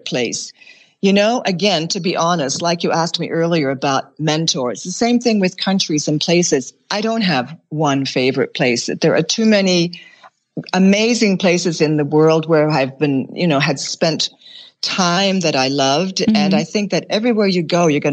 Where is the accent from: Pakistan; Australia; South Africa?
Australia; Bunbury, Western Australia; moved away; I was born on the seacoast in Western Australia.